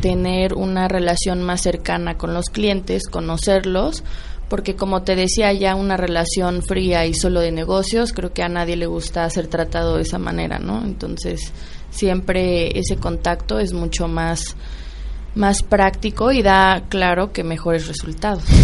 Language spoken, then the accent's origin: Spanish; Mexico; como mexicanos